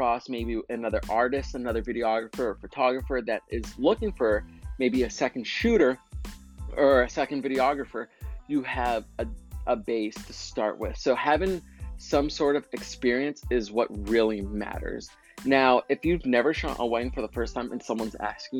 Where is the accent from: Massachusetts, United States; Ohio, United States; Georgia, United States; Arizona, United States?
Massachusetts, United States; Waltham; my hometown, Waltham, Massachusetts